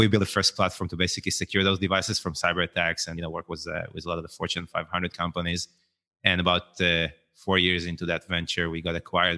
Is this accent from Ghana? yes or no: no; Israel; grew up in Israel